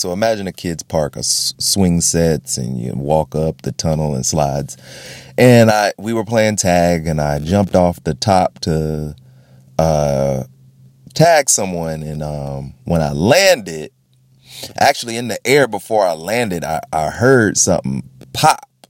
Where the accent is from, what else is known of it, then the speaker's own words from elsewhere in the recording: Florida, United States; I grew up in Florida.